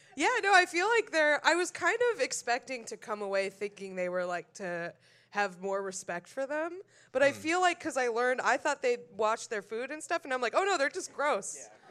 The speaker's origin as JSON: {"language": "English", "town": "Concord", "region": "New Hampshire", "country": "United States", "tie": "born or raised there", "said": "I'm from New Hampshire"}